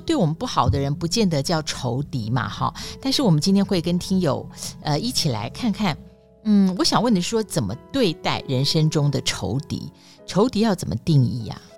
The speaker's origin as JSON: {"language": "Chinese", "town": "Taipei", "country": "Taiwan", "tie": "born or raised there", "said": "我们是出生在五零年代，那个小时候啊， 我们在台北的围墙上哦"}